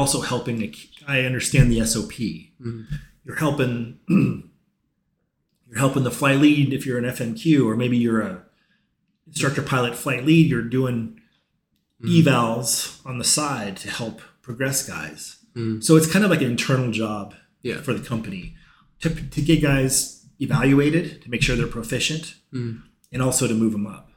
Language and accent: English; Apple Valley, California, United States; moved away as an adult; also born or lived in Tennessee; now in Omaha, United States; I grew up in Apple Valley